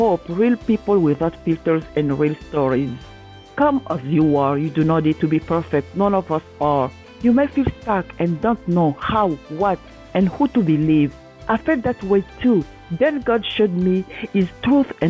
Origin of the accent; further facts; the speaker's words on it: Katana, South Kivu, DR Congo; moved away; I was born in Katana in the Democratic Republic of Congo in the heart of Africa